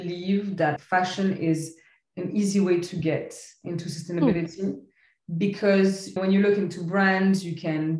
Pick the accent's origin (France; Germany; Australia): France; Paris, Île-de-France; moved away as an adult; also born or lived in Lebanon / London / Barcelona; now in Paris, France; So I'm originally Lebanese. I grew up in Paris.